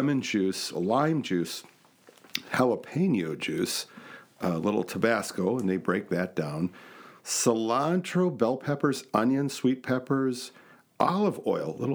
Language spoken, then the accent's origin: English; Wisconsin, United States; I'm from Wisconsin